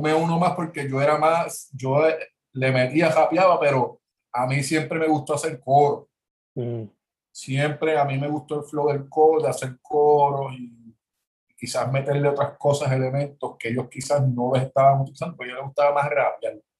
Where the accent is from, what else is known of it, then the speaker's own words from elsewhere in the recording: Jayuya, Puerto Rico; also born or lived in Worcester, Massachusetts, United States / San Juan, Puerto Rico / San Germán, Puerto Rico; yo soy natural de Jayuya